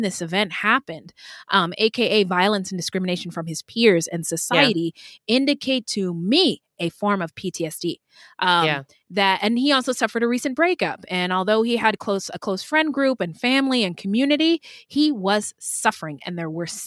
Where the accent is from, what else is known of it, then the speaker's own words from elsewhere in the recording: Pacific Northwest, United States; I was a fat little black girl growing up in the Pacific Northwest